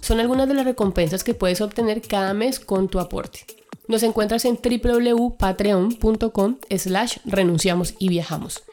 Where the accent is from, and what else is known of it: Colombia